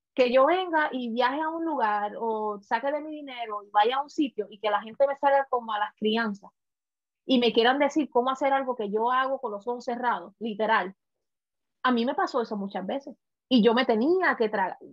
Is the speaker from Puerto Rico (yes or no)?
yes; Puerto Rico; now in United States; como puertorriqueña, que pasé por muchas situaciones al principio de venir a este país, en Estados Unidos